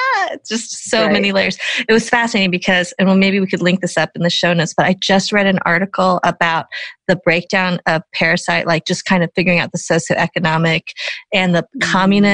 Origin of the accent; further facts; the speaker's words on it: Boulder, Colorado, United States; growing up in Boulder, Colorado